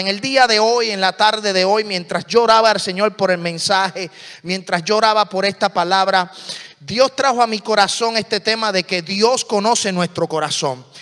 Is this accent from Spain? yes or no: no; Puerto Rico; hablo muy rápido, pero soy puertorriqueño.